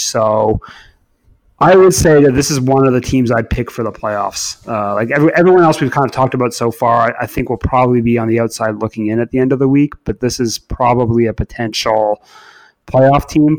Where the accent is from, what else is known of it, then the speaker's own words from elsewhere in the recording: Canada; moved away as an adult; now in England, United Kingdom; growing up in Canada